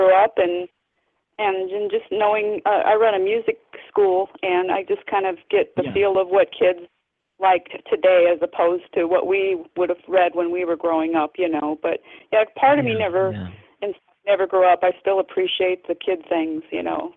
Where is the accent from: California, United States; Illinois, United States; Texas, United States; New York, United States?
Illinois, United States; Peoria; now in Rockford, United States; I'm actually from that down by the Peoria area